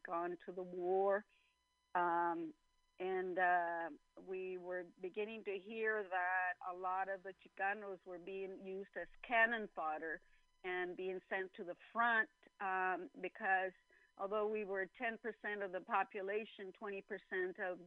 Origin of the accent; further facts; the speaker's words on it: El Centro, California, United States; also born or lived in San Diego; I'm from El Centro, California